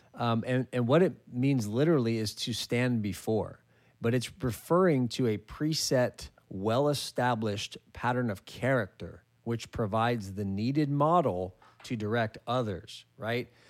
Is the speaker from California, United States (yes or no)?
yes; California, United States; my home state of California